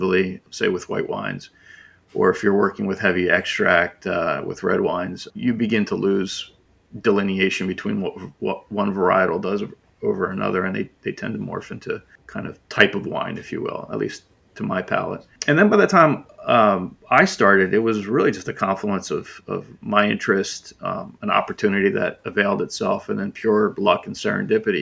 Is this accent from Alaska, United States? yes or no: no; Philadelphia, Pennsylvania, United States; I'm from Philadelphia